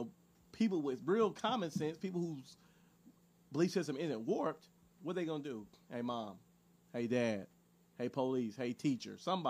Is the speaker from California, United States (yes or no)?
yes; Los Angeles, California, United States; Growing up in South Central